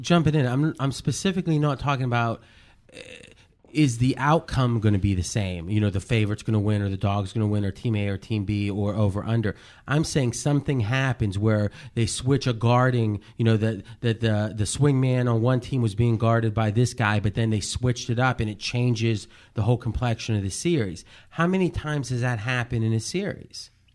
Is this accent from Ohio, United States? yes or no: yes; Ohio, United States; growing up in Ohio